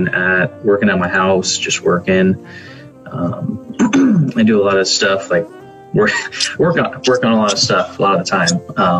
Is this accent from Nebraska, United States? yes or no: yes; Prague, Nebraska, United States; I grew up in Prague, Nebraska.